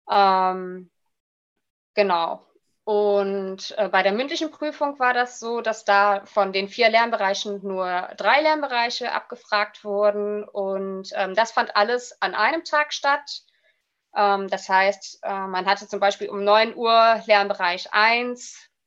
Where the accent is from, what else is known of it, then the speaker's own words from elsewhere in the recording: Rhineland-Palatinate, Germany; also born or lived in Leipzig; habe mich dann wieder in meiner Heimat Rheinland-Pfalz beworben, weil äh, ich halt, ja, wie zu Beginn schon erwähnt, ein kleiner Heimscheißer bin